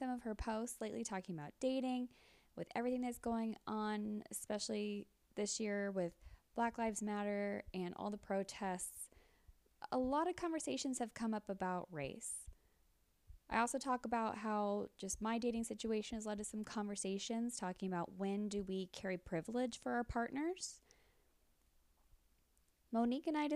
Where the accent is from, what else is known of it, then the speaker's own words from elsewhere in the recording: Mexico, Missouri, United States; now in Kansas City, United States; I'm originally from Mexico, Missouri, so okay. Mid Missouri, but then up here